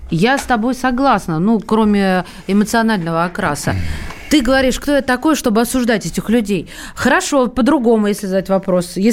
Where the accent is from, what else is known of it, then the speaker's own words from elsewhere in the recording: Central Black Earth Region, Russia; accent: Chernozem dialect; now in Moscow, Russia; как он говорят у меня на родине, в Москве так, наверное, не говорят, «баговал». Я не знаю такого словечка. Я тебя научусь нашему, нашему черноземному диалекту.